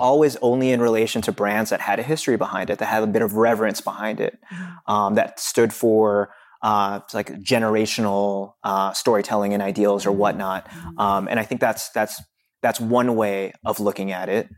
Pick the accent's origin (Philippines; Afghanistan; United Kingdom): Philippines; I'm Filipino